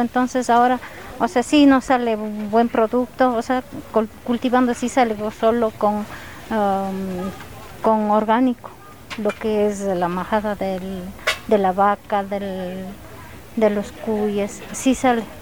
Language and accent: Spanish; Cajas, Imbabura, Ecuador; yo soy de mm, Imbabura, estoy en Trepichincha y Imbabura, soy de Cajas